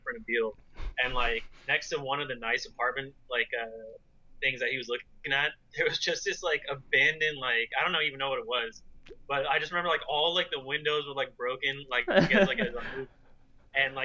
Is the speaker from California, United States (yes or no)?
yes; Bay Area, California, United States; moved away; us growing up in the Bay Area